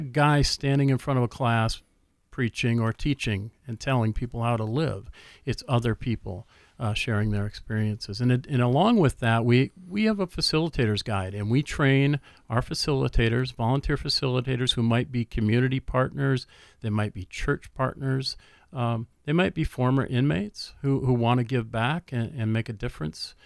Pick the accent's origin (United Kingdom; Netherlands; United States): United States; Minneapolis, Minnesota; I grew up in the Twin Cities